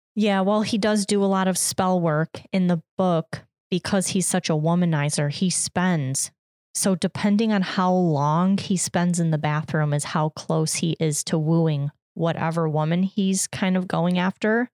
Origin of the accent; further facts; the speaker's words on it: United States; as an American